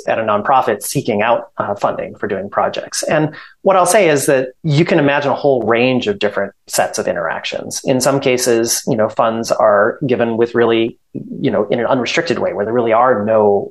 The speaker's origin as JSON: {"language": "English", "town": "Stoughton", "region": "Wisconsin", "country": "United States", "also_born_or_lived": "Madison, Wisconsin", "said": "I'm from Stoughton."}